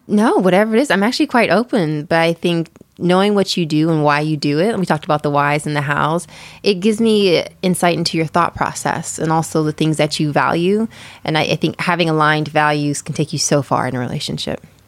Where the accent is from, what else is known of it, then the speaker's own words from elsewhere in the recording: East Coast, United States; now in San Francisco Bay Area, United States; I'm originally from the East Coast.